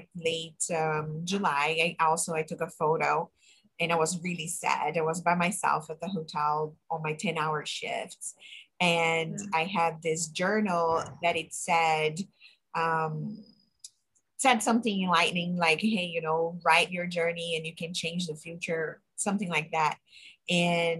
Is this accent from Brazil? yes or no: yes; Brazil; English is a second language; moved away as an adult; I'm from Brazil, I immigrated here by myself